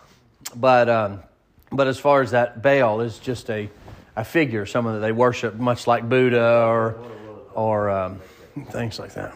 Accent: the South, United States; accent: southern; I have probably a southern slang a little bit

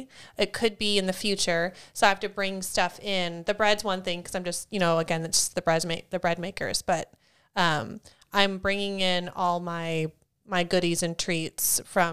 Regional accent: Wyoming, United States; No, I'm from Wyoming.

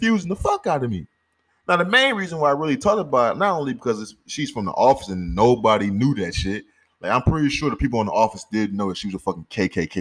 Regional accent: St. Louis, Missouri, United States; I'm from St. Louis. Raised in St. Louis

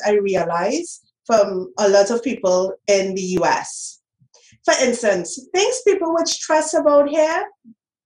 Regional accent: Trinidad & Tobago; moved away as an adult; now in United States; I grew up in Trinidad and Tobago. I lived there all my life.

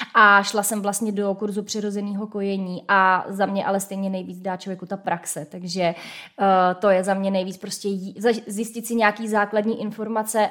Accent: Hradec Králové, Hradec Králové Region, Czechia; tak já jsem z Hradce

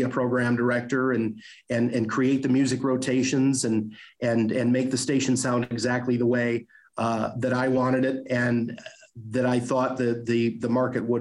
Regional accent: Alpena, Michigan, United States; moved away as an adult; now in Cadillac, United States; I enjoyed living in Alpena. It's my home. It's my hometown

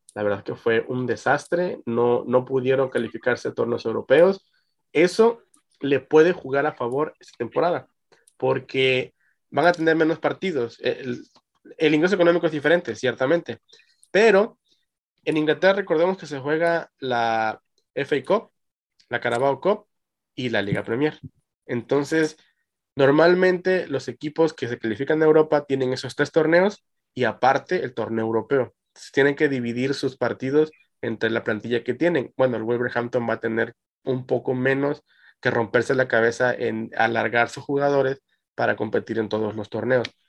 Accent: Mexico; como mexicano

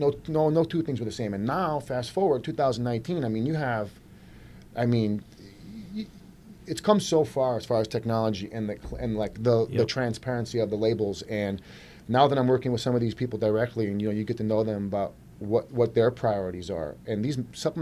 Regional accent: Clinton Township, Michigan, United States; also born or lived in New York; I'm born and raised in Michigan here. I'm Clinton Township guy, East Side guy

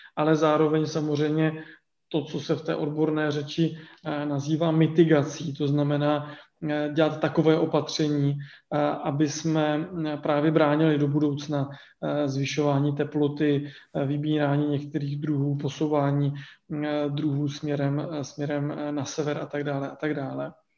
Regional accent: Vysočina Region, Czechia; já jsem jako dítě, protože pocházím z Vysočiny, já jsem na vesnici eh, vyrůstal

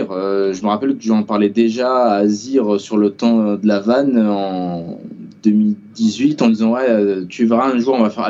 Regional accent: Marseille, Provence-Alpes-Côte d'Azur, France; on est Marseillais

